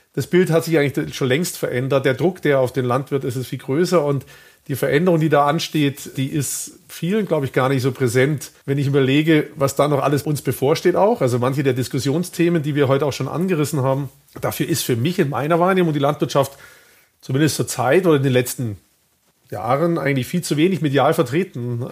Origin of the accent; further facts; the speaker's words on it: Baden-Württemberg, Germany; ich bin in Baden-Württemberg aufgewachsen